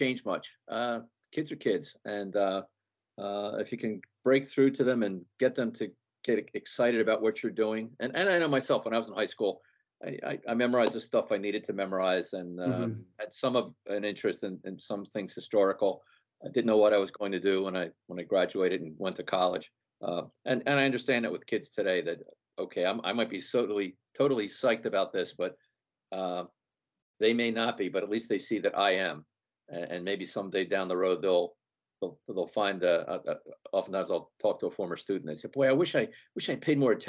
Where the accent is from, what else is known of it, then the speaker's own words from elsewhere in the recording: Philadelphia, Pennsylvania, United States; I'm from the Philadelphia area